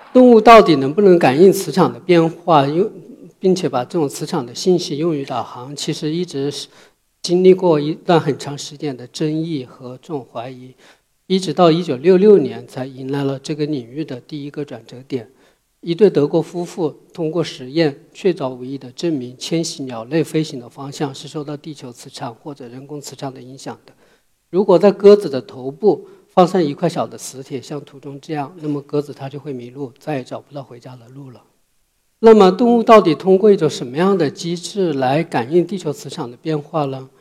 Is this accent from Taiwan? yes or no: no; southern China, China; moved away as an adult; now in Beijing, China; 我小时候是在中国南方的一个小山村里长大